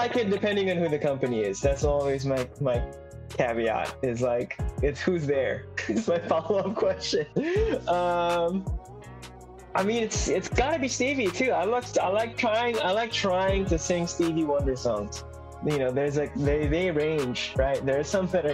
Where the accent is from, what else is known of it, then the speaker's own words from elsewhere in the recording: Philippines; my home country of the Philippines